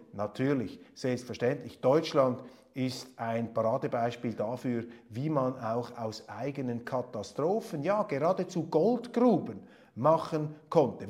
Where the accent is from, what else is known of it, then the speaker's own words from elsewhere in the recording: Switzerland; Als Schweizer